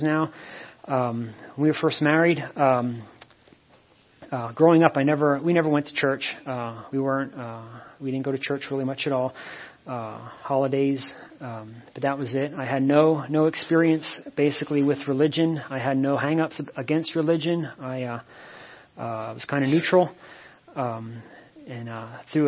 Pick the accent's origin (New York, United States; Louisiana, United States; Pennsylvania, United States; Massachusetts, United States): Pennsylvania, United States; Shoemakersville; also born or lived in Reading, Pennsylvania / Hawaii; I grew up on a farm in a little town called outside of Shoemakersville